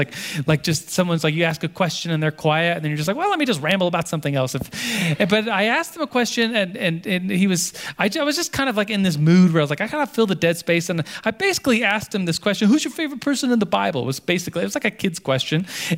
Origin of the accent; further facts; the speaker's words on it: Turkey; born there; I wasn't born in the United States. I was born in Turkey. My dad was stationed there at the time. So I'm not a Turkish citizen. I'm an American citizen.